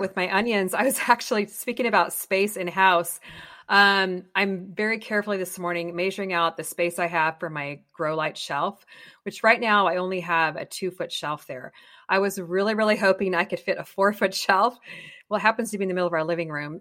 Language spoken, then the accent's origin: English; Colorado, United States; now in California, United States; I grew up in Colorado